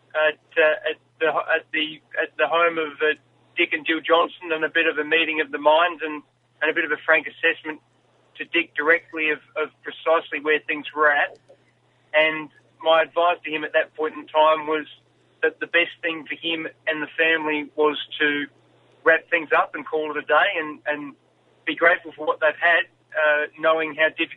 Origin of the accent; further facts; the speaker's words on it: South Australia, Australia; growing up in South Australia